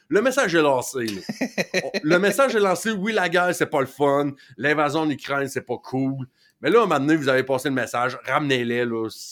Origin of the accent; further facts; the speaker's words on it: Rouyn-Noranda and Amos, Quebec, Canada; chez nous à Rwanda et à Amos